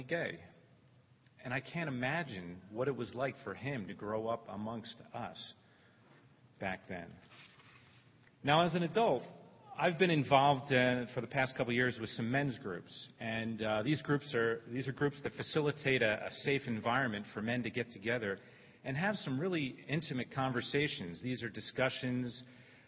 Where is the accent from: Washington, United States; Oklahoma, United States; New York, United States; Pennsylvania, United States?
Pennsylvania, United States; Philadelphia; where I grew up, the setting I grew up in Northeast Philadelphia